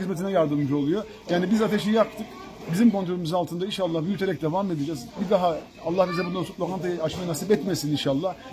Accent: Kilis, Kilis Province, Turkey; moved away; also born or lived in Istanbul; E, memleket bizim memleket. Ben Kilisliyim.

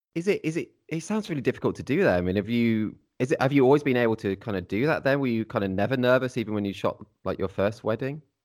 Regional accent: Midlands, United Kingdom; I'm, I'm from the Midlands as well

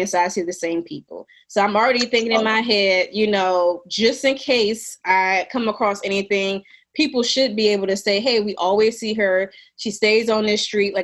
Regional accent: New Orleans, Louisiana, United States; moved away as an adult; now in Jackson, United States; growing up in New Orleans, I was always in very black environments.

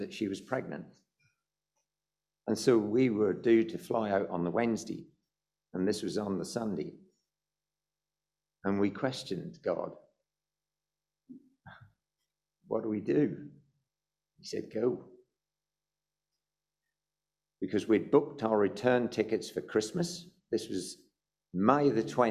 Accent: United Kingdom; also born or lived in South Africa; we're British

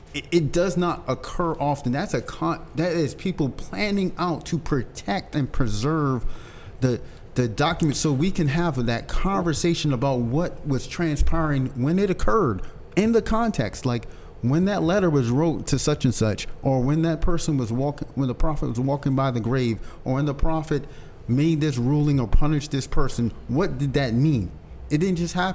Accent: United States; I'm an American

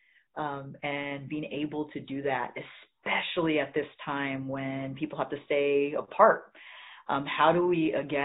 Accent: Central Valley of California, United States; I grew up in the Central Valley of California

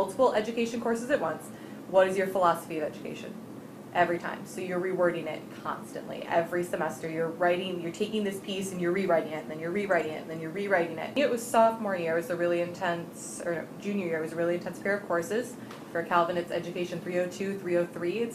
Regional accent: Grand Haven, Michigan, United States; also born or lived in Muskegon, Michigan; I was born in Grand Rapids, grew up in Grand Haven

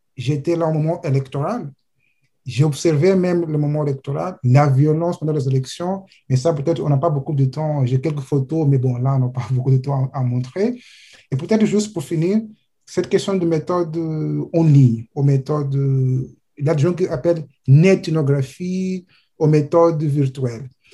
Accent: Mozambique; French is a second language; moved away as an adult; now in France; j'ai né au Mozambique, je suis en France depuis 2016

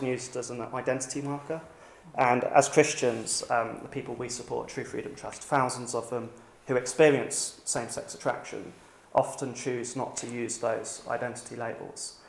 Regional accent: United Kingdom; Being British

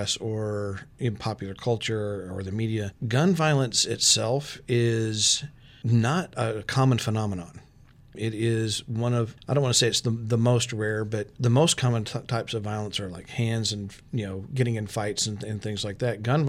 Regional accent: Texas, United States; moved away as an adult; also born or lived in Arkansas / Storm Lake, Iowa; now in Iowa, United States; I'm from Texas. I've lived in Texas and Arkansas

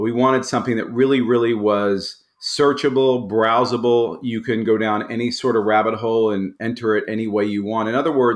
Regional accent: Tulsa, Oklahoma, United States; I grew up in Tulsa, Oklahoma

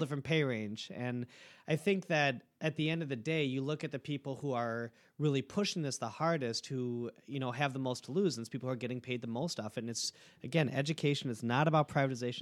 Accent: Milwaukee, Wisconsin, United States; I'm from Milwaukee my whole life

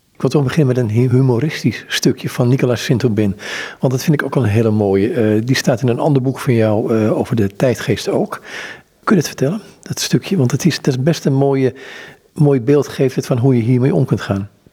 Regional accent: Amsterdam, North Holland, Netherlands; ik ben Amsterdammer

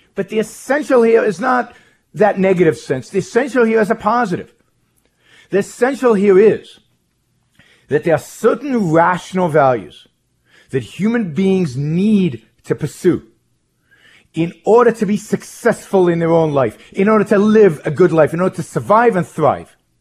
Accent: Israel; moved away as an adult; I was born in Israel, born in Israel, raised in Israel, lived most of my early life in Israel

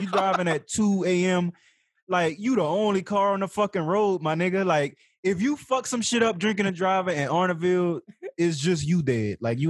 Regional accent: Louisiana, United States; now in Las Vegas, United States; I moved from Louisiana

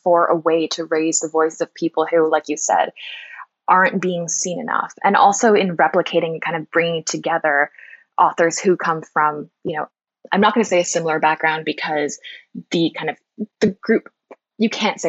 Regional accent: Toronto, Ontario, Canada; I'm Polish Canadian, born to Polish immigrants in Toronto

